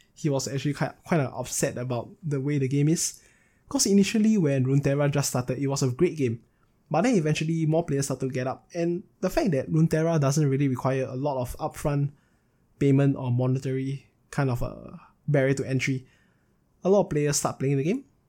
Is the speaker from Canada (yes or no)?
no; Singapore; I was settled down in Singapore, which is my home state, if you guys are not aware, I'm from Singapore.